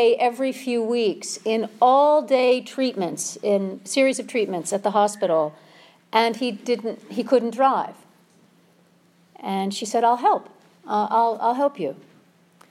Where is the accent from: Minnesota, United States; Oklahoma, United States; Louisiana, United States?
Minnesota, United States; moved away; I'm from Minnesota